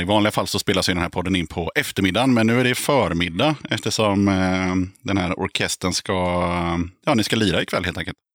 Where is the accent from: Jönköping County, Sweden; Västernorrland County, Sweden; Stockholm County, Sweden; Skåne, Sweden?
Jönköping County, Sweden; Aneby; moved away; also born or lived in Tranås; jag är från eh, Aneby, Vireda, Hullared